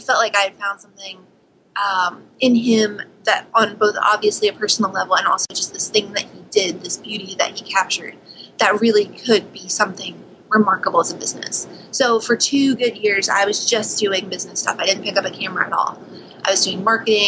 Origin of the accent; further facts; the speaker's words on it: West Virginia, United States; moved away; also born or lived in New Haven; I grew up in West Virginia